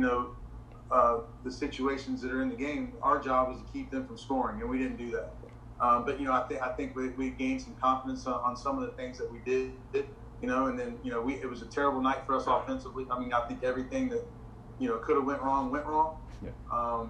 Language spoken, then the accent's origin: English; Morrow, Ohio, United States; moved away as an adult; also born or lived in West Virginia / Asheboro, North Carolina / Palm Bay, Florida; now in South Florida, United States; I grew up in Morrow, Ohio. It's a small town outside of Cincinnati